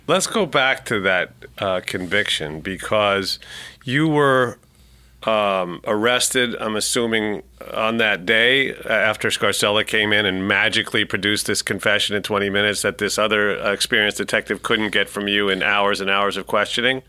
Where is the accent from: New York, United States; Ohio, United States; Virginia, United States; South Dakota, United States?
New York, United States; New York City; I'm a New Yorker, born and bred